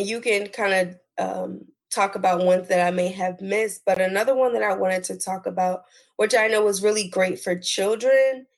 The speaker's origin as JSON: {"language": "English", "region": "New Jersey", "country": "United States", "moved": "yes", "said": "I'm originally from New Jersey"}